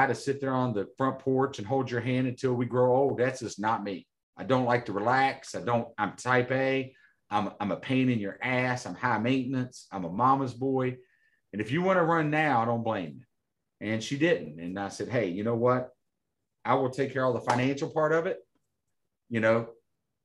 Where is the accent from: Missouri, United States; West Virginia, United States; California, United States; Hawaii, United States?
West Virginia, United States; McDowell County, Southern; I'm originally from Southern West Virginia, McDowell County, West Virginia.